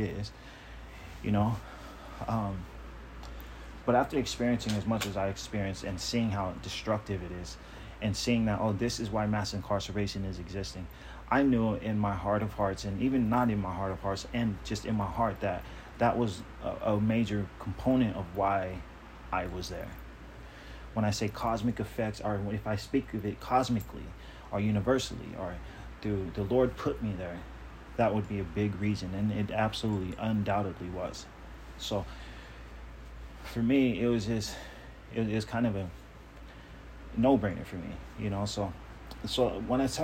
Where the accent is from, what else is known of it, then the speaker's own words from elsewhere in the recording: Long Beach, California, United States; also born or lived in Compton, California; we moved from Compton to Long Beach when I was a kid